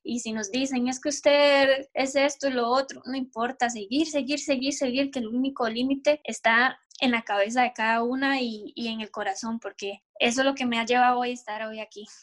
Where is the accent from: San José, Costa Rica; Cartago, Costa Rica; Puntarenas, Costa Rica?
Puntarenas, Costa Rica; Bahía Ballena; now in France; yo soy de un pueblo que se llama Bahía Ballena, está cerca de, Pérez de León. Bueno, vivo ahí toda mi vida, mi mamá es de ahí